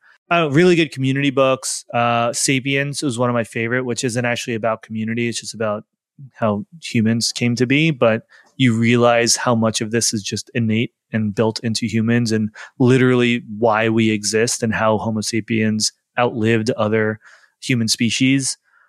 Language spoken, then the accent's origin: English; New York, United States; We're both from New York, but we were long distance for 3.5 years.